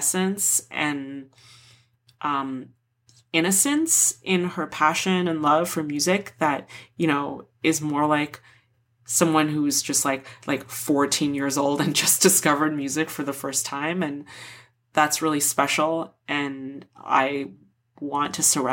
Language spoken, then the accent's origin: English; Toronto, Ontario, Canada; I'm from Toronto